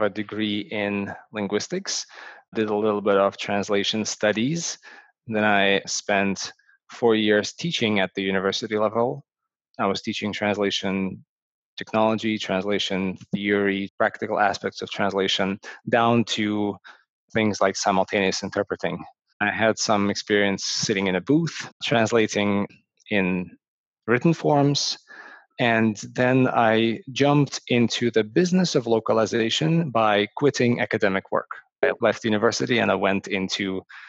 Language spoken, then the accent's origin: English; Ukraine; now in Toronto, Canada; I'm originally from Ukraine, and I live and work in Toronto, Canada.